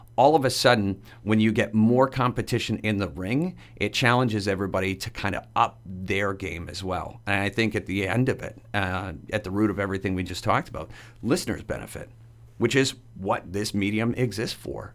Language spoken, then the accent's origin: English; Dresden, Ontario, Canada; growing up in Dresden, Ontario